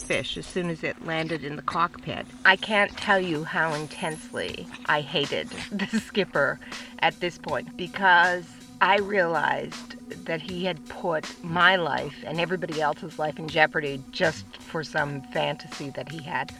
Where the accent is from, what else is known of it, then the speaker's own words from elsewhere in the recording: British Columbia, Canada; moved away as an adult; also born or lived in United States; I'm originally from Canada, from British Columbia